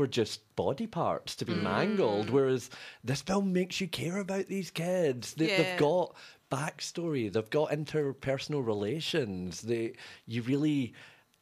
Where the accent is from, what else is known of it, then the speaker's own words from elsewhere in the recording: Scotland, United Kingdom; now in Australia; growing up in Scotland in the darkest winters